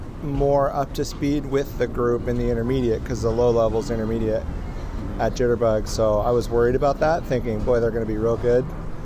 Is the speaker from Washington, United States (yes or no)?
yes; Spokane, Washington, United States; from Spokane, Washington.